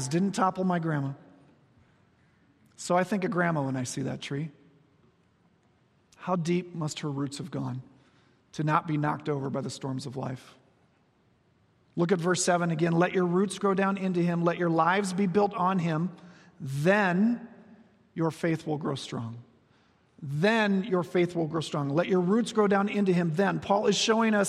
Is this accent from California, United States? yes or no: no; Iowa, United States; moved away; Back on the farm where I grew up in Iowa